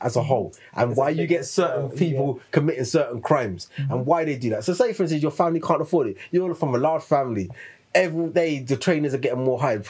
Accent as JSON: {"language": "English", "region": "East of England", "country": "United Kingdom", "accent": "Suffolk", "said": "I would come down here and my Suffolk accent would come on. I'll go back to London."}